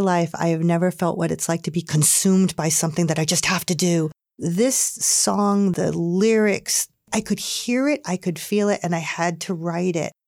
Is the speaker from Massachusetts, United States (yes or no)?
yes; Hingham, Massachusetts, United States; when I grew up in Hingham